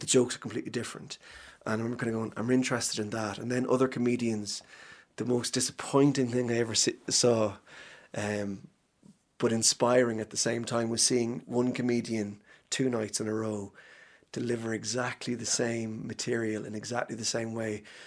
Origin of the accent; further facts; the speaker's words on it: Cavan, Ulster, Ireland; moved away; people who I grew up with in Cavan